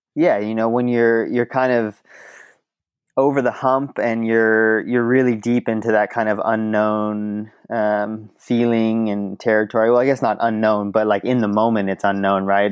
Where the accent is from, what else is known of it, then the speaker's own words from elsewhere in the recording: Mill Valley, California, United States; I grew up in the Bay Area